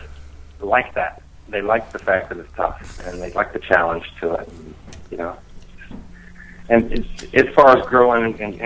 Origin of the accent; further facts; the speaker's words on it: Virginia, United States; also born or lived in Miami, Florida; I'm from Miami, but I actually spent my youth years in Virginia